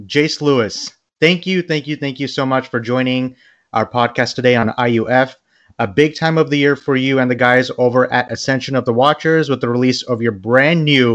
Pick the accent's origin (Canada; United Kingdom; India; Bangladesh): Bangladesh; I'm from Bangladesh